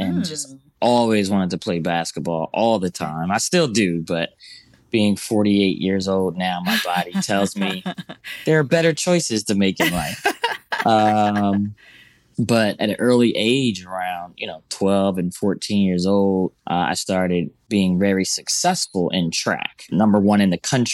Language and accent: English; Philadelphia, Pennsylvania, United States; moved away as an adult; also born or lived in Washington, D.C. / New York / Brazil; I grew up in Mount Airy